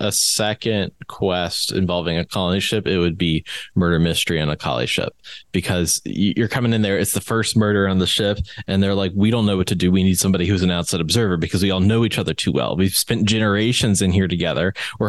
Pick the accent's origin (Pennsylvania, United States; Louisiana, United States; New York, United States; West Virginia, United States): West Virginia, United States; from West Virginia.